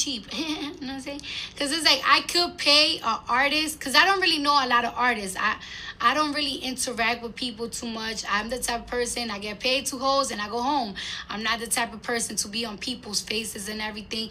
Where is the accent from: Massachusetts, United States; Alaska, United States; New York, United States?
New York, United States; I'm from New York